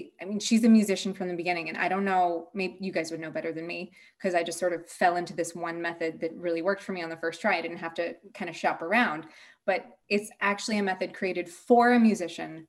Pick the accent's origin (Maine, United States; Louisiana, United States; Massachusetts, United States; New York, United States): Massachusetts, United States; also born or lived in United Kingdom / Denmark; now in Sweden; I'm from Massachusetts and I live in Sweden